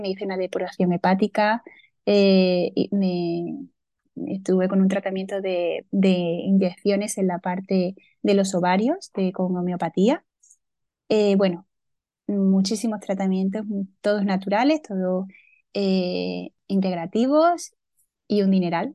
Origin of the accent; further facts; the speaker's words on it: a small village in Córdoba, Andalusia, Spain; now in Seville, Spain; soy del sur de España. Eh, nací en un pueblecito de Córdoba